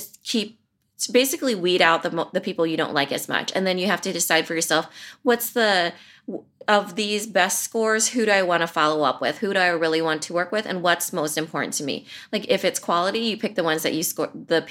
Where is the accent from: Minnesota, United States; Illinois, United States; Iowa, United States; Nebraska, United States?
Iowa, United States; I'm from Iowa